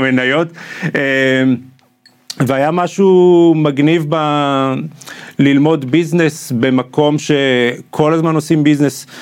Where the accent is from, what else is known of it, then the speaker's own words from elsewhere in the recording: Israel; moved away as an adult; also born or lived in Atlanta, United States; המקום הזה שגדלתי בו